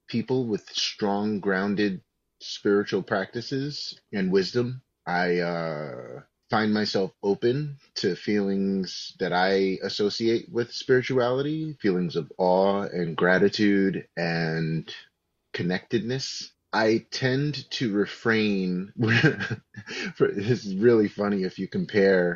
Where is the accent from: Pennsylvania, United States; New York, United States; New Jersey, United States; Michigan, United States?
New York, United States; New York City; I grew up in New York City